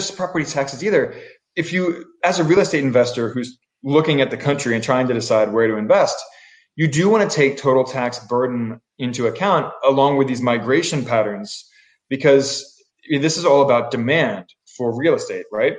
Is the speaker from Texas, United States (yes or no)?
no; Baltimore, Maryland, United States; so I'm from Baltimore